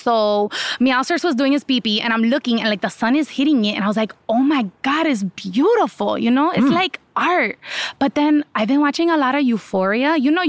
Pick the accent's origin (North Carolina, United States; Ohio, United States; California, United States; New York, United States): Ohio, United States; Miami; I'm from Ohio, but Miami, Ohio.